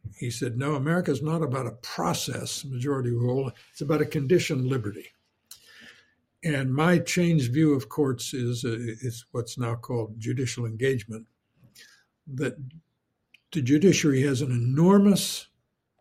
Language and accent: English; Champaign, Illinois, United States; moved away as an adult; I'm from Central Illinois, from Champaign